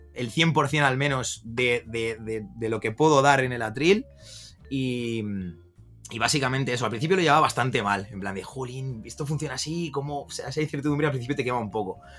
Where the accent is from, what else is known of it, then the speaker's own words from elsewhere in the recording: Valencia, Valencian Community, Spain; moved away as an adult; also born or lived in Andalusia; now in Madrid, Spain; yo soy nacido en Andalucía, me mudé muy jovencito a Valencia